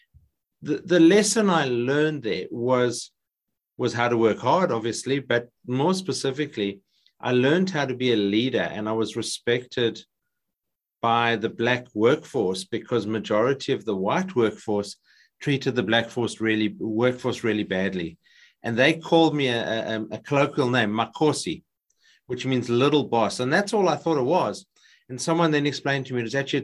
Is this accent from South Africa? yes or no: yes; South Africa; moved away as an adult; now in Australia; South African, I grew up in South Africa. I moved to Australia in 1999